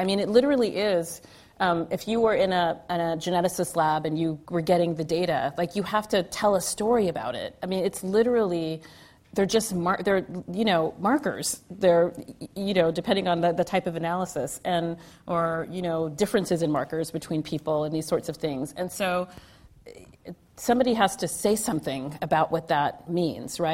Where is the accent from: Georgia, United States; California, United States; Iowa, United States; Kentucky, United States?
California, United States; Southern; moved away as an adult; also born or lived in New York City; I'm from California and from Southern California